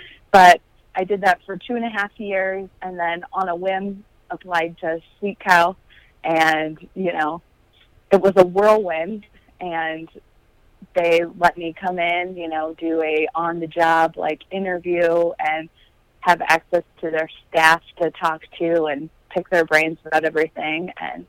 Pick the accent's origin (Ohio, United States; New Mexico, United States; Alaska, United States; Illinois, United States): Illinois, United States; Moline; Moline, Illinois.